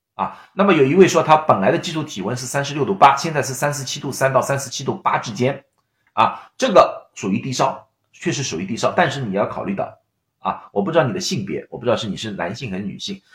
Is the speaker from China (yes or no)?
yes; China; 我们中国人